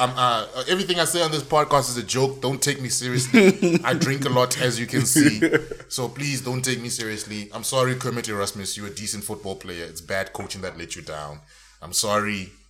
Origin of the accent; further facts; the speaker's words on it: Limpopo, South Africa; I'm from Venda.